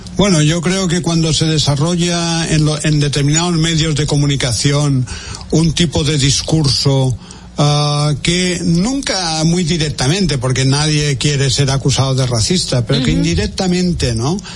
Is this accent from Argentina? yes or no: no; Spain; en mi país